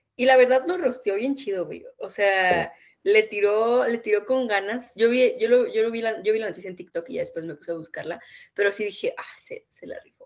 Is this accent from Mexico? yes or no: yes; northern Mexico, Mexico; now in Mexico City, Mexico; yo no soy de la Ciudad de México, para la gente que no sabe. Yo soy de un pequeño lugar en el norte